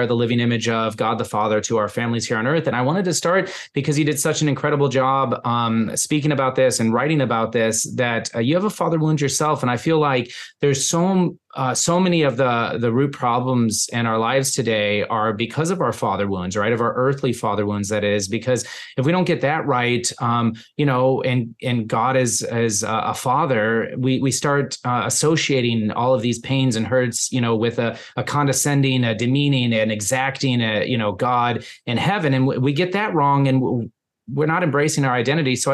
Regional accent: Minneapolis, Minnesota, United States; moved away; born and raised in the Minneapolis area

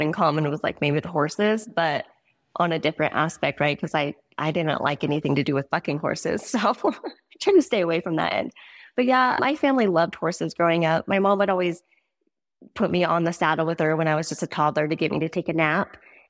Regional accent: Montana, United States; also born or lived in South Dakota / Arizona / Wyoming; We grew up a lot or moved around a lot. South Dakota, Arizona, Montana, Wyoming, all of the places, but mostly was Montana as I got older.

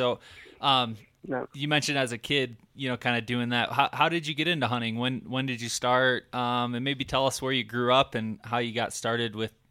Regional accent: Michigan, United States; now in Colorado, United States; when I moved out here from Michigan, I was so used to hunting, you know, 10 acre to 300 acre chunks of land

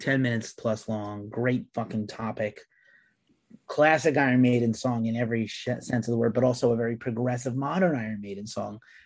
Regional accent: United States; being American

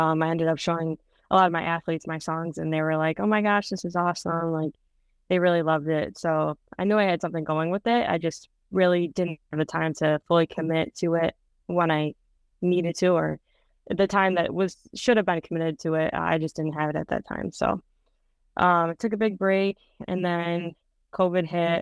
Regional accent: Rochester, New York, United States; I'm from Rochester, New York, which is on the west side of Rochester, or New York, near Buffalo

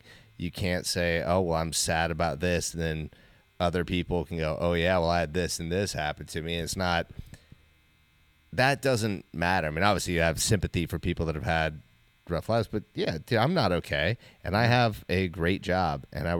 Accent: Alaska, United States; You know, like we grew up in Alaska.

